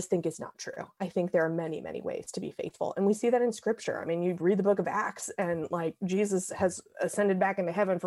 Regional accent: the South, United States; moved away as an adult; also born or lived in Western Massachusetts; I'm from the South. So I was 1,000 miles from home

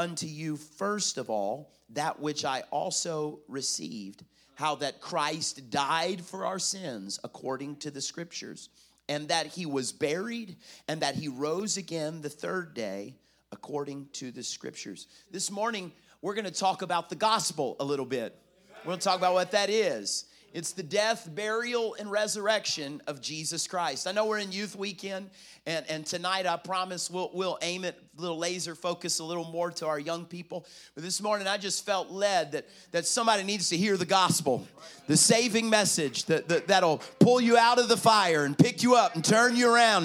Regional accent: South Carolina, United States; now in Florida, United States; I'm from South Carolina. I live in Florida, but I'm South Carolina boy.

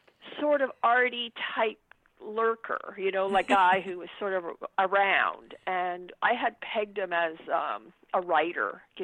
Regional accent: Laval, Quebec, Canada; also born or lived in Montreal; I was born in a place called Laval, Quebec. And I went to, I went to school. I went to theater school in Montreal. I'm actually really, at the end of the day, a Montrealer.

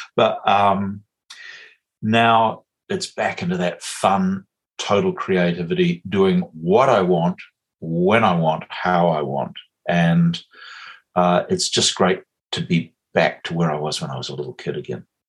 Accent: west coast of Canada, British Columbia, Canada; now in Muriwai Beach, New Zealand; on the west coast of Canada, where I grew up

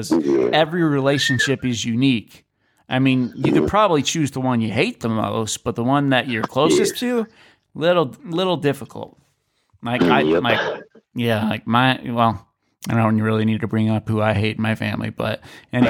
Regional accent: St. Louis, Missouri, United States; I was born in St. Louis

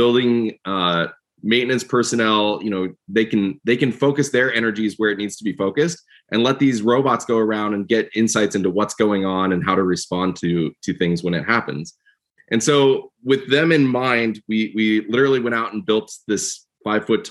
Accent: Midwest, United States; moved away as an adult; also born or lived in Georgia; I grew up out in the Midwest doing computer engineering, electronics, did my PhD at Georgia Tech

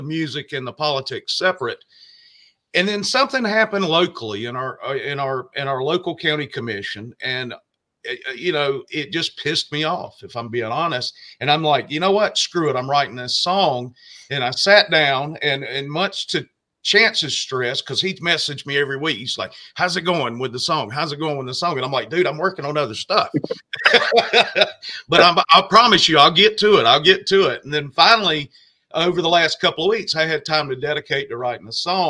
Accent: Georgia, United States; moved away as an adult; also born or lived in Florida Panhandle; now in Florida, United States; I actually have lived in the Panhandle for 15 years. I'm originally from Georgia

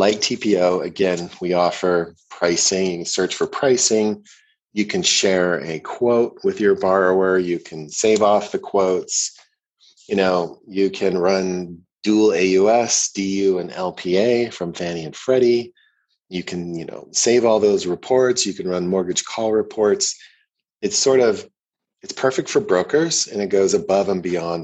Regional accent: Ohio, United States; also born or lived in Canada; now in Boulder, United States; I was born in Ohio

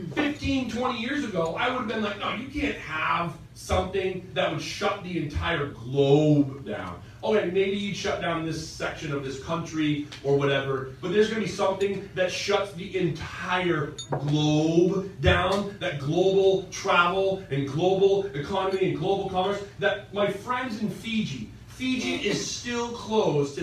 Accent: United States; I'm American

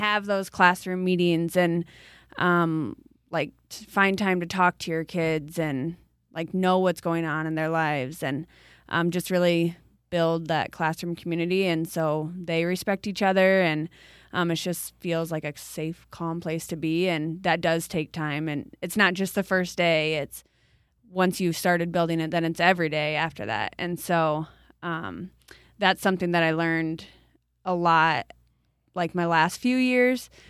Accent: New Hartford, Iowa, United States; also born or lived in Cedar Rapids; I grew up in New Hartford

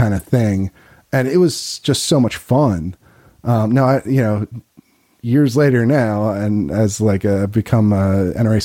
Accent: Chester County, near Philadelphia, Pennsylvania, United States; I grew up near Philly, but out in the in the suburbs

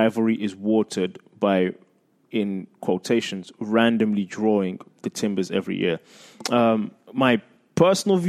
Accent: London, United Kingdom; moved away; I grew up in London, in England, with the FA Cup

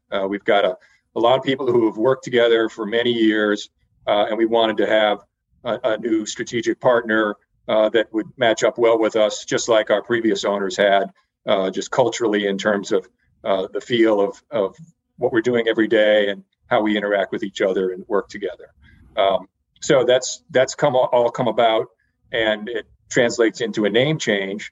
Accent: Connecticut, United States; moved away as an adult; also born or lived in Dallas, Texas; I live in Connecticut. This is uh, the state that I grew up

